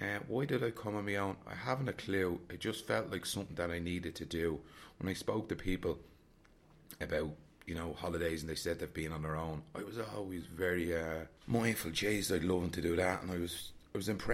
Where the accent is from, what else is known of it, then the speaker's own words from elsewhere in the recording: Dublin, Leinster, Ireland; I'm from Dublin